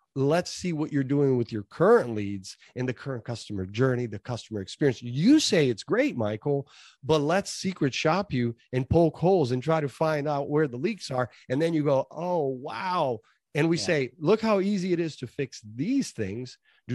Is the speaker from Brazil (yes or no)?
yes; Brazil; Well, real briefly, I came from Brazil, a typical immigrant family. We came here for a better life, and we did that.